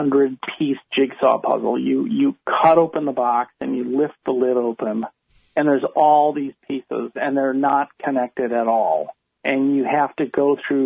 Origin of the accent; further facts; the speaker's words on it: Chicago, Illinois, United States; I grew up in Chicago.